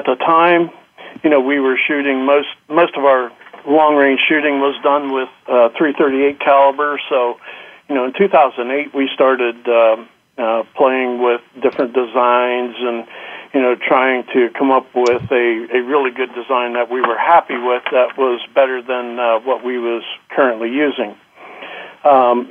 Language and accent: English; Pennsylvania, United States; I grew up in Pennsylvania, been here all my life